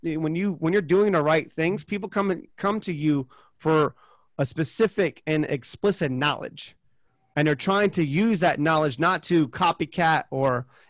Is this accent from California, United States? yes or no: no; Charleston, South Carolina, United States; moved away; Charleston, South Carolina, is where I'm from originally.